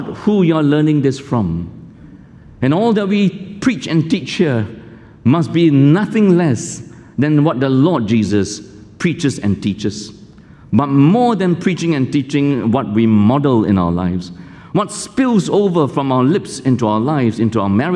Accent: Malaysia; now in Singapore; I grew up in Malaysia. I went to a kampung school

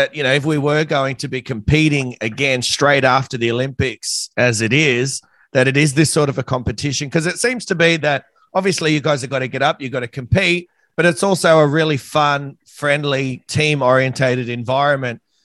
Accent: Australia; I'm Australian

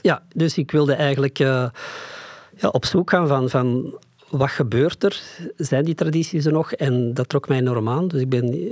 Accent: Flanders, Belgium; ons verleden, het stuk Vlaanderen

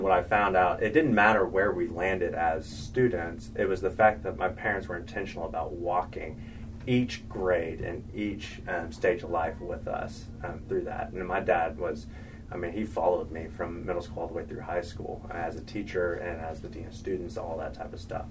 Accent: Oklahoma, United States; also born or lived in the Carolinas; I grew up in Oklahoma

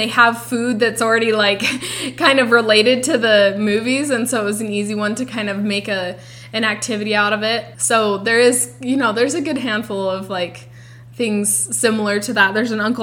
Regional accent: Utah, United States; we're from Utah

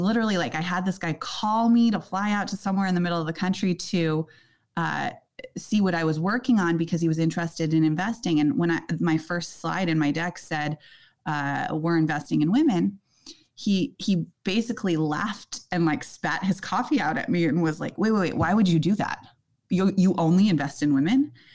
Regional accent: Silicon Valley, California, United States; I grew up in Silicon Valley

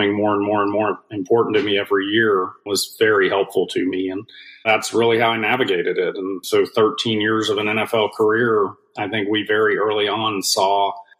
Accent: South Georgia, United States; also born or lived in Washington, D.C. / California / England; grew up in the South, grew up in very, very, very South Georgia, 14 miles from the Florida

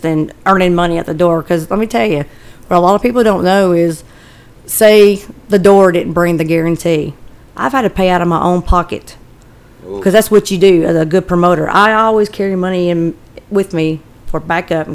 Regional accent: Nashville, Tennessee, United States; also born or lived in Berry Hill, Tennessee / Antioch, Nashville; I was born and raised in Woodbine

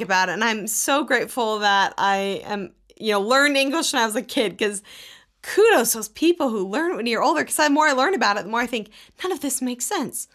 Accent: Texas, United States; I grew up in Texas

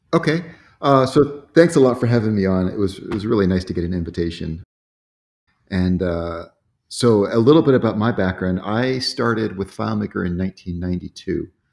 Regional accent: Sarasota, Florida, United States; moved away as an adult; also born or lived in Atlanta, Georgia; now in Roswell, United States; I grew up in Sarasota, Florida

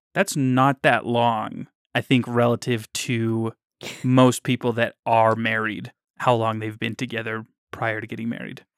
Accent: Davis County, Utah, United States; I grew up in Davis County, and now I'm living in Utah County

